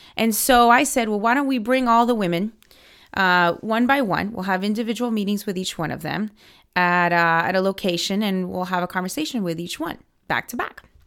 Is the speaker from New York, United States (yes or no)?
no; Miami, Florida, United States; moved away as an adult; now in Washington, D.C., United States; I grew up in Miami. I'm a Cuban American